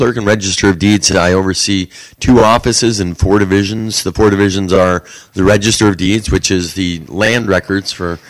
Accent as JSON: {"language": "English", "town": "Wheaton", "region": "Illinois", "country": "United States", "tie": "born or raised there", "also_born_or_lived": "Queens, New York / Saugatuck, Michigan", "moved": "as an adult", "lives_now": "West Michigan, United States", "said": "I grew up in Wheaton, Illinois, spent summers here from early on, and as soon as I got to decide where I wanted to live, it was definitely West Michigan, and it was here."}